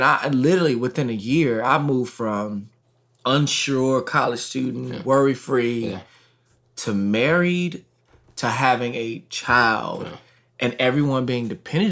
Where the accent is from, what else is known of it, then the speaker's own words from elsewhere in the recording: Texas, United States; I'm from Texas.